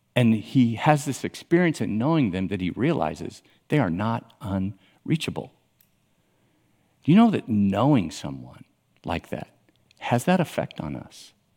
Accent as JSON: {"language": "English", "town": "Miami", "region": "Florida", "country": "United States", "tie": "born or raised there", "said": "I grew up in Miami"}